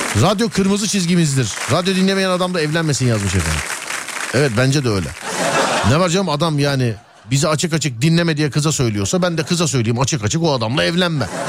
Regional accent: Istanbul, Turkey; Biz İstanbul çocuğuyuz

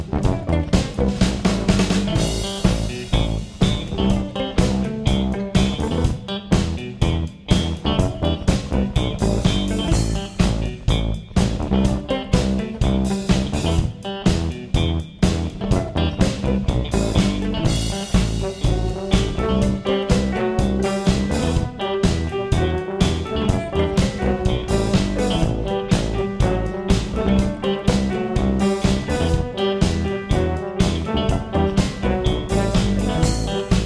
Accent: Louisville, Kentucky, United States; We're from Louisville. So, this is especially special to us that we get to play here at our hometown's radio station

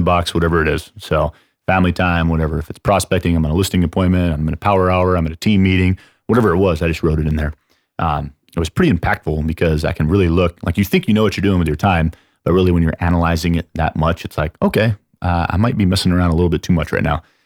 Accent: San Antonio, Texas, United States; I'm from San Antonio

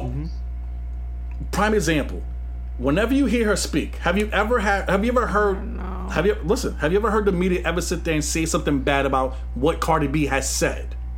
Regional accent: New York City, New York, United States; also born or lived in Gun Hill, Bronx; I'm from Queens, Flushing.

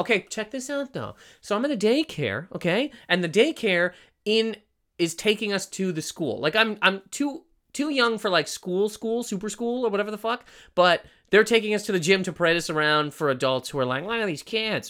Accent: Canada; That's how we pronounce in Canada, Toronto

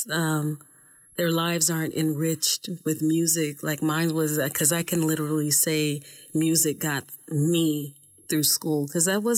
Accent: Oakland, California, United States; I'm from Oakland, California. Mm-hmm. Um, I've been here since I was 10 years old.

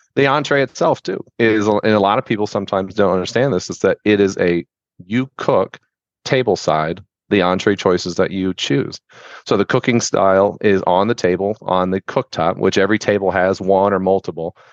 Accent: Tampa, Florida, United States; also born or lived in Sarasota, Florida; I was born and raised in Tampa.

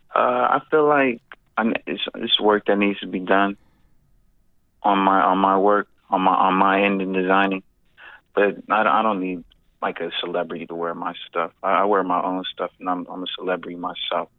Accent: Atlanta, Georgia, United States; now in Stockton, United States; I was born in Stockton, raised in Atlanta with my mom, and then I moved back out here

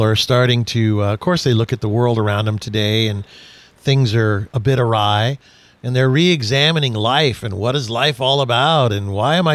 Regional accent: Houston, Texas, United States; I was born in Houston.

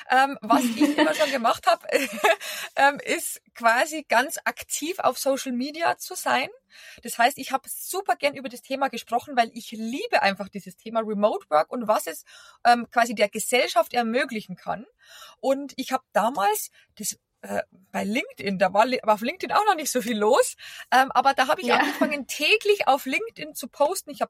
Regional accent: Bavaria, Germany; accent: Bavarian; now in Berlin, Germany; Äh, wie man unschwer hören kann, ich komme nicht aus Berlin, äh, sondern aus Bayern und bin eben vor über zehn Jahren nach Berlin zum Arbeiten

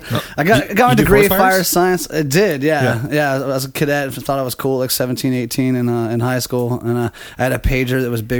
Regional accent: San Diego, California, United States; also born or lived in Fresno; I was born and raised in San Diego, actually.

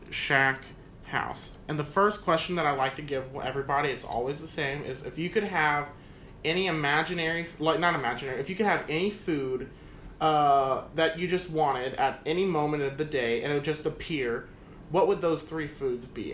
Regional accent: Galveston, Texas, United States; now in San Antonio, United States; I'm from Galveston

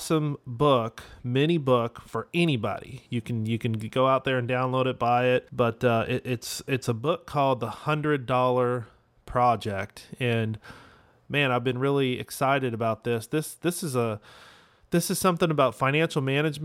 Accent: West Coast, United States; moved away as an adult; now in Dallas, United States; I'm from the West Coast, and I moved out to Dallas a couple years ago

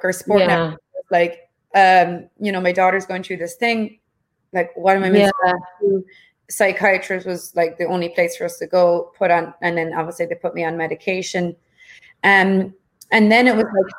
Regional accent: Ireland; I was growing up in Ireland

